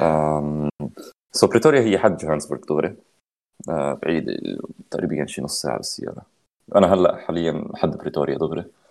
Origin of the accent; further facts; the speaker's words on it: Lebanon; عنا لك بس تكون بلبنان